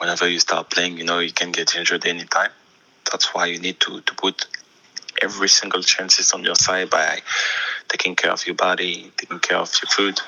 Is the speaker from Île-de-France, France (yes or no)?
no; Auxerre, Bourgogne-Franche-Comté, France; first language French; English is a second language; moved away as an adult; also born or lived in London, United Kingdom; now in United States; my first call in my hometown, in the club I was playing